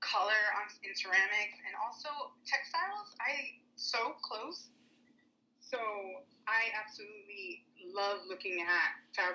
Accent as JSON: {"language": "English", "town": "New York City", "region": "New York", "country": "United States", "tie": "born or raised there", "said": "And I lived in Bushwick"}